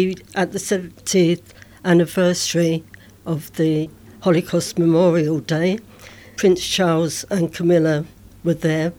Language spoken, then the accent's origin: English; London, United Kingdom; I was born here in London